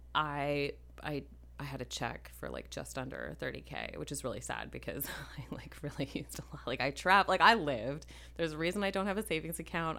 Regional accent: Minneapolis, Minnesota, United States; I grew up in Minneapolis, ish

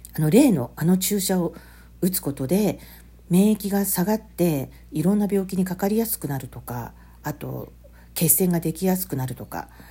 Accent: Hiroshima, Japan; moved away; 広島の実家の仏壇を持ってきた

